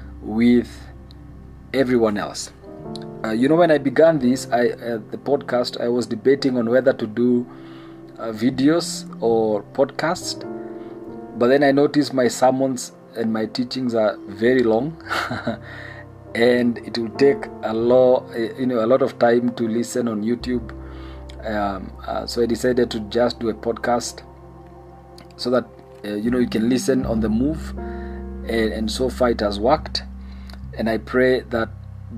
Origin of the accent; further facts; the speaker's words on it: Kenya; I love being Kenyan. I am proud to be a Kenyan.